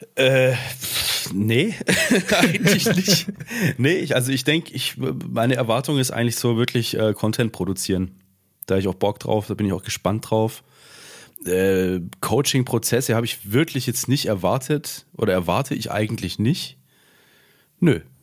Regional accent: Swabia, Germany; ich bin ja auch Schwabe, ich mache halt gern Dialekte nach

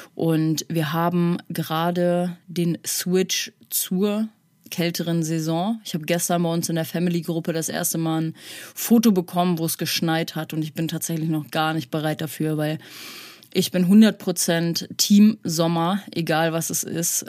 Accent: North Rhine-Westphalia, Germany; now in Hamburg, Germany; ich komme aus NRW

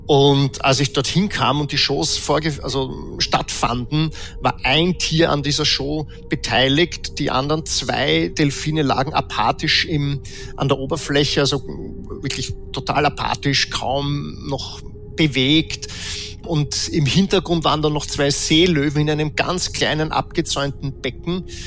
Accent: Vienna, Austria; ich bin in Wien geboren, Österreicher

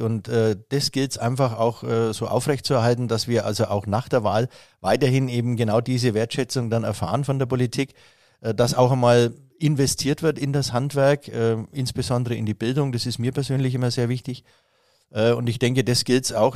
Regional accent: Nuremberg, Bavaria, Germany; wir Franken

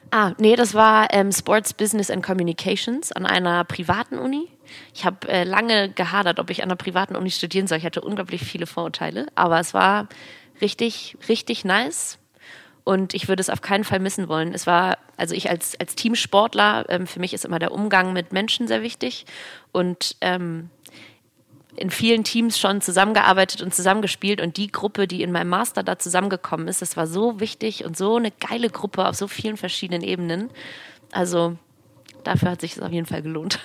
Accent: Hamburg, Germany; Ich bin gebürtige Hamburgerin

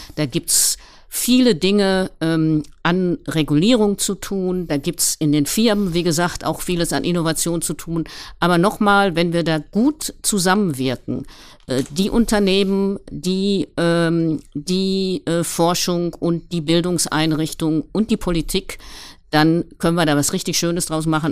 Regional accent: Ruhr area, North Rhine-Westphalia, Germany; moved away as an adult; also born or lived in Gelsenkirchen / Paris; als ich 2010 hier in meine Heimat wieder zurückgekommen bin

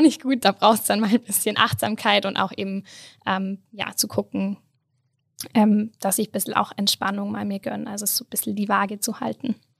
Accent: Allgäu, Bavaria, Germany; moved away as an adult; now in Innsbruck, Austria; komme ursprünglich ähm, aus dem Allgäu, ähm, bin in den Bergen äh, quasi groß geworden

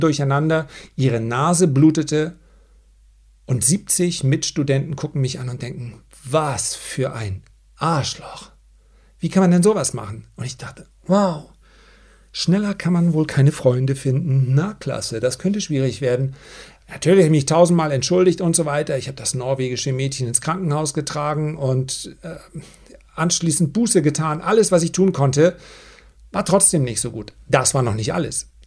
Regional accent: Flensburg, Schleswig-Holstein, Germany; ich komme aus Flensburg und ich studiere Sport

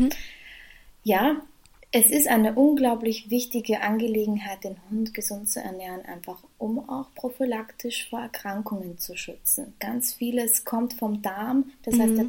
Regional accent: Vienna, Austria; Ich komme aus Wien, arbeite in meinem Beruf mittlerweile schon über drei Jahre

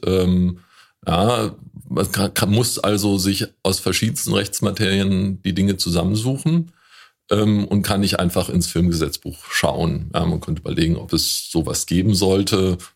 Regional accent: Woltersdorf, Brandenburg, Germany; in Woltersdorf, da wo ich herkomme

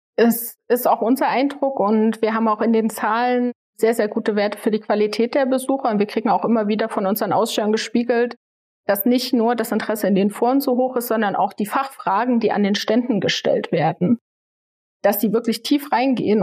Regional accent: Leipziger Land, Saxony, Germany; Ich bin hier im Leipziger Land aufgewachsen

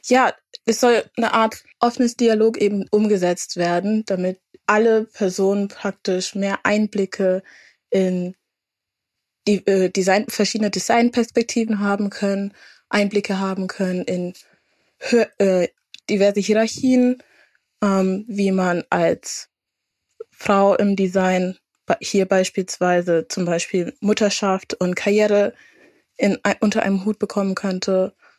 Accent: Franconia, Bavaria, Germany; moved away as an adult; also born or lived in Würzburg / Bremen; now in Hamburg, Germany; als Fränkin

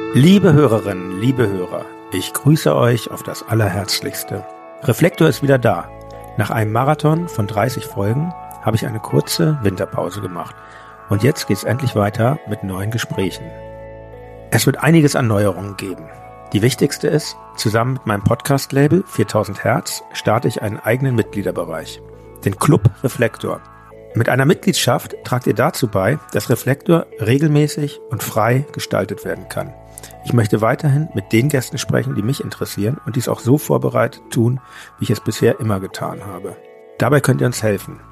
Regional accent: Hamburg, Germany; now in Berlin, Germany; meiner alten Heimat Hamburg

